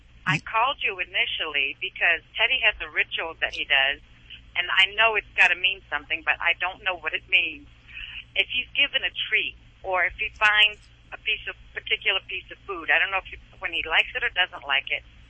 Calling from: Maryland, United States; Right now I'm calling in from Maryland. When I called you originally, I was in Arizona.

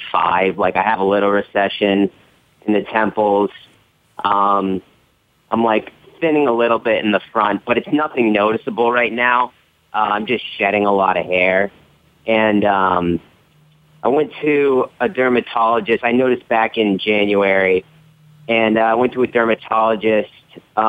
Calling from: Orlando, Florida, United States; from Orlando, Florida.

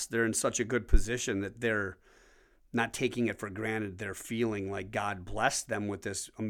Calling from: Wisconsin, United States; I'm speaking from Wisconsin.

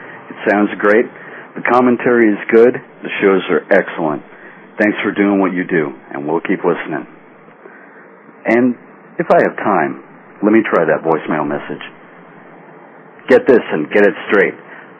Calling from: Tempe, Arizona, United States; I'm from Tempe, Arizona.

